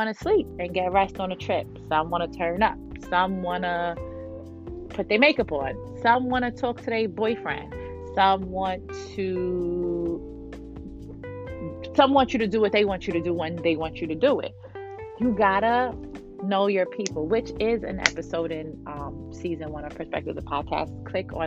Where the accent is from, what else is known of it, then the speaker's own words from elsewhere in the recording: New York City, New York, United States; I'm from Brooklyn, New York